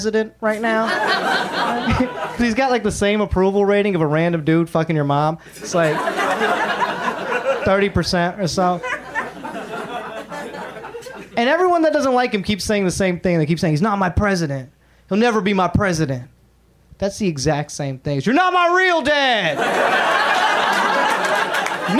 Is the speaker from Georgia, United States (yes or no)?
yes; Atlanta, Georgia, United States; now in Los Angeles, United States; I grew up in Atlanta, so I grew up listening to hip-hop